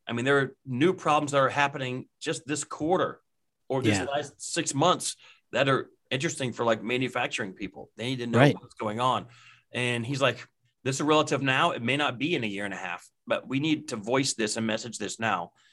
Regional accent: West Texas, United States; moved away as an adult; now in Kansas City, United States; I grew up in West Texas

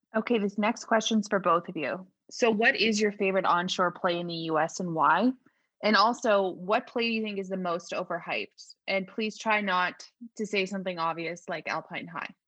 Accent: Canada; I'm from Canada.

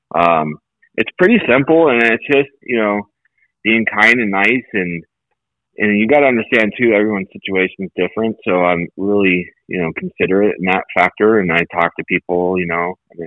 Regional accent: Las Vegas, Nevada, United States; also born or lived in Colorado Springs; I grew up in Vegas for the most part. I went to high school and everything here

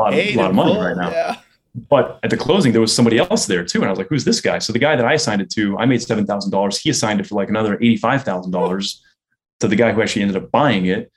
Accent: Miami, Florida, United States; Miami was like a small town at that time. You know, you could ride your bike, and I rode my bike to elementary school and things like that. It was a great place to grow up

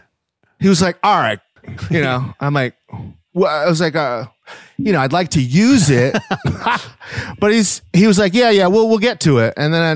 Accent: Virginia, United States; also born or lived in Maryland; In Virginia, Maryland.

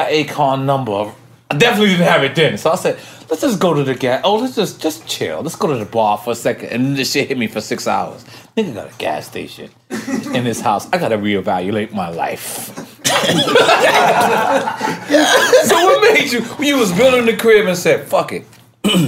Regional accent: New York City, New York, United States; I'm from New York City

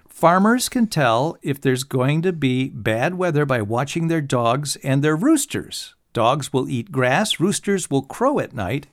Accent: Wooster, Ohio, United States; I was born in Worcester, Ohio, which supposedly was the site of the first lighted Christmas tree in the United States

